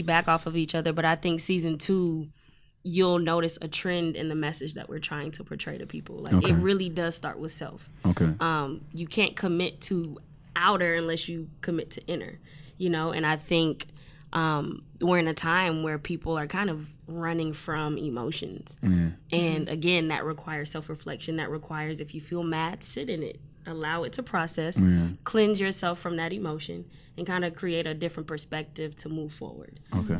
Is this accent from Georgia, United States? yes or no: yes; Atlanta, Georgia, United States; moved away; I'm from Atlanta.